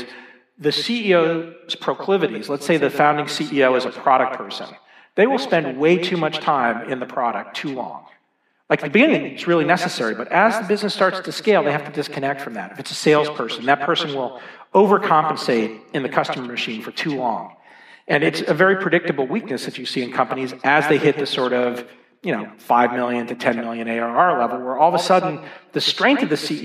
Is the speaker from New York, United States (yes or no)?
no; Dallas, Texas, United States; also born or lived in Boston; now in Boulder, United States; I grew up in Dallas, Texas